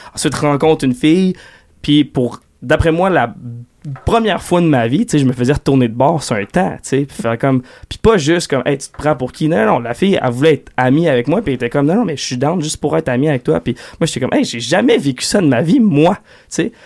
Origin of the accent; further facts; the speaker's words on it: Quebec City, Quebec, Canada; j'ai grandi en allant au Festival d'été de Québec